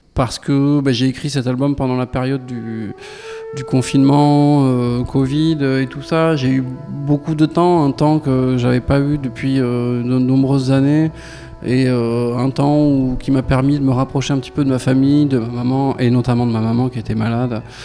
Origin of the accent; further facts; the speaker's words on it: Lot, Occitania, France; also born or lived in Marciac / Toulouse; ma région natale euh, qui est le Lot